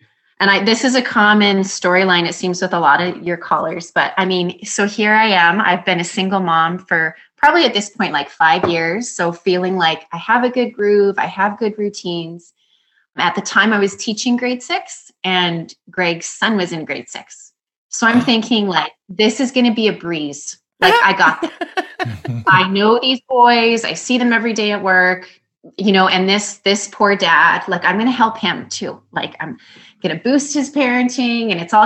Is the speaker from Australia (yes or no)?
no; Canada; a small town that's my hometown